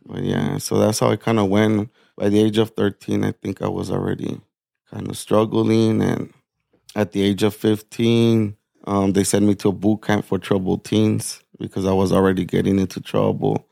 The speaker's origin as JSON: {"language": "English", "town": "Nogales", "region": "Arizona", "country": "United States", "tie": "born or raised there", "lives_now": "Tucson, United States", "said": "I'm born and raised in Nogales, Arizona. Yeah, it's a small border town"}